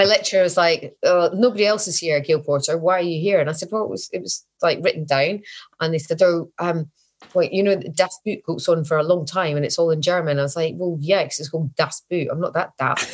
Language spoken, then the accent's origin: English; Scotland, United Kingdom; I'm Scottish, I'm getting old